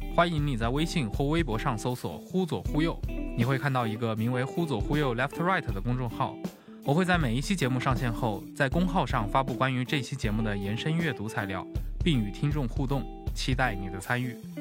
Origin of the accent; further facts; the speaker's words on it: Anqing, Anhui, China; 我是安徽人